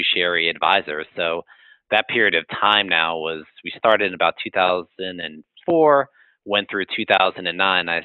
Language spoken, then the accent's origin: English; New York, United States; moved away as an adult; I am from New York.